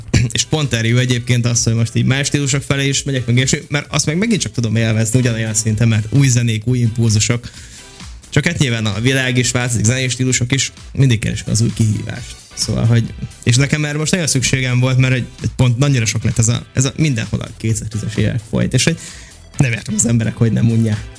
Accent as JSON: {"language": "Hungarian", "town": "Békéscsaba", "region": "Békés", "country": "Hungary", "tie": "born or raised there", "moved": "as an adult", "lives_now": "Budapest, Hungary", "said": "én Dék és Csabán nőttem fel"}